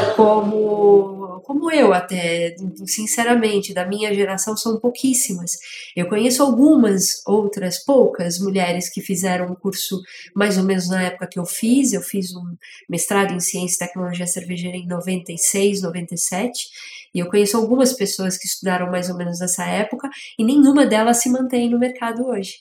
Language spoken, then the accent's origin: Portuguese; São Paulo, Brazil; also born or lived in England; eu sou de São Paulo, nasci né, na região da zona leste da cidade